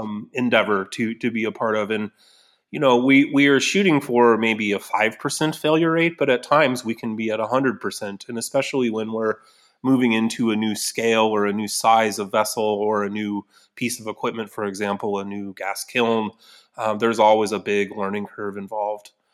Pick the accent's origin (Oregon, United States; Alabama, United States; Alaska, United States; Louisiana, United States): Oregon, United States; Newberg; Newburgh, my hometown